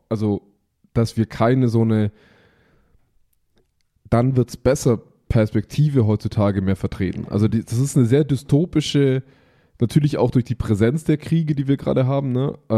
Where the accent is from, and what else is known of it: Bavaria, Germany